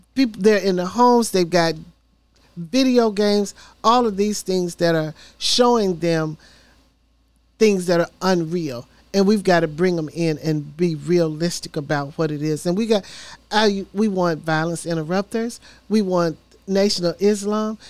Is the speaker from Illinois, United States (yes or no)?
no; Memphis, Tennessee, United States; now in Nashville, United States; I'm a born and raised in Memphis, Tennessee